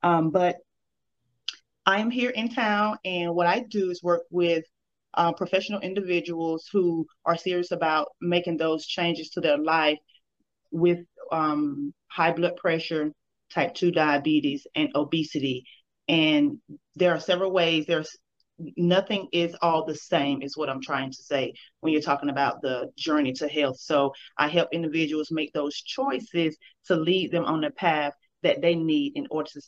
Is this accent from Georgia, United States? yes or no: yes; Danville, Georgia, United States; Okay, so, well, as we know, it's the country, so we don't have a lot of big stores or anything like that.